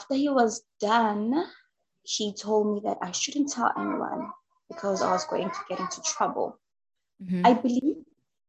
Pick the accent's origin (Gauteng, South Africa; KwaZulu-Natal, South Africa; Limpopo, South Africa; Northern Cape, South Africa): KwaZulu-Natal, South Africa; moved away as an adult; now in Johannesburg, South Africa; I am originally from South Africa. I grew up in KwaZulu-Natal, which is a coastal South African province